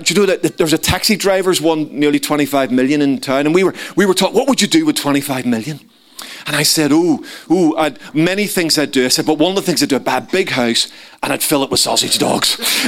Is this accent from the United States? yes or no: no; Ireland; So being an Irishman, you know, I wanted a big dog.